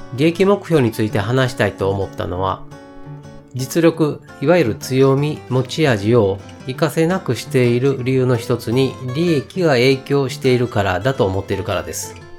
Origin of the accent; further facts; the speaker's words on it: Kyoto, Japan; 出身は生まれも育ちも京都です。京都の中でも、南の方にある伏見という場所で生まれ、今も住んでいます。